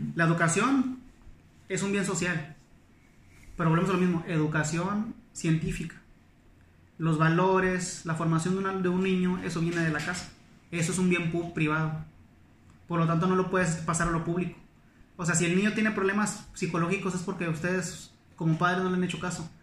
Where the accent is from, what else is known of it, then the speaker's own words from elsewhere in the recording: Monclova, Coahuila, Mexico; moved away; soy de Coahuila